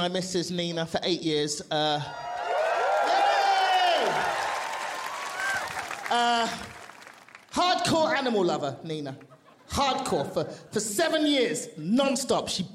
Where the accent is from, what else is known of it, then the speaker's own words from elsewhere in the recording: London, United Kingdom; moved away as an adult; also born or lived in Nigeria; now in Los Angeles, United States; I'm from London.